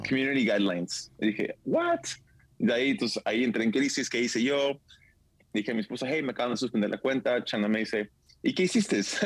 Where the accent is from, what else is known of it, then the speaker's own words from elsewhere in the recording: San Diego, California, United States; nos juntamos toda la familia en San Diego, de donde soy